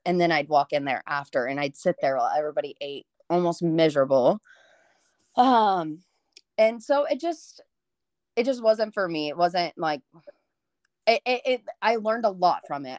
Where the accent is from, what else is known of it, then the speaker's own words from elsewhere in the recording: Montgomery, Texas, United States; moved away as an adult; now in College Station, United States; I moved from Montgomery, which used to be a small town, and it still has, like, small town vibes